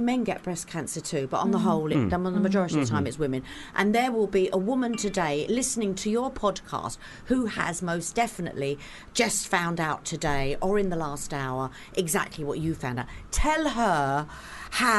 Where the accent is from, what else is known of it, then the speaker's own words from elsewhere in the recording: London, United Kingdom; I come from Fulham and it was quite a close community then. Back in the day